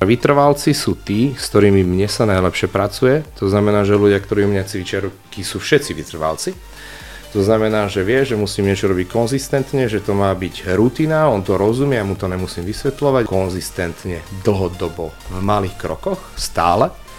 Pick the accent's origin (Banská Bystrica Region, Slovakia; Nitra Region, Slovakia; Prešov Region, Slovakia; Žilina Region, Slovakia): Nitra Region, Slovakia; Nitra; Ja som z Nitry viac menej, z okolia Nitry